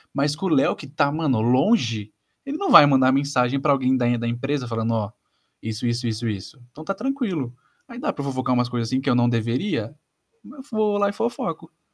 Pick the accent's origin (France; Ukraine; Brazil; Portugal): Brazil; São Paulo; isso pra gente em São Paulo é meio comum